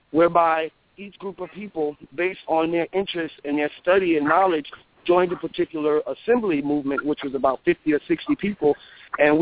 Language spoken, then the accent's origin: English; Beaufort, South Carolina, United States; moved away; that's my hometown right there